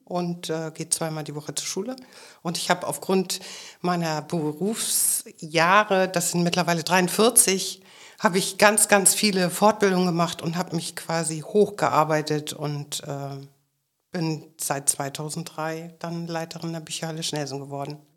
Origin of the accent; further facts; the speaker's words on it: Schleswig-Holstein, Germany; ich komme aus Schleswig-Holstein